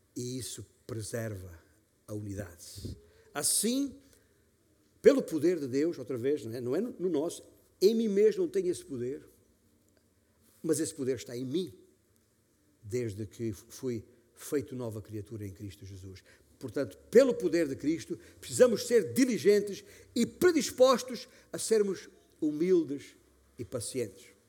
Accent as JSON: {"language": "Portuguese", "region": "Alentejo", "country": "Portugal", "said": "como se diz na minha terra, no meu Alentejo"}